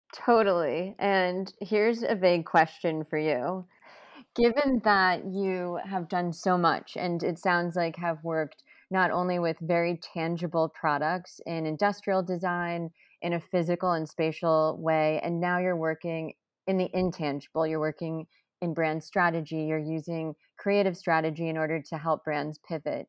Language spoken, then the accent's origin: English; Texas, United States; now in New York City, United States; I grew up in Texas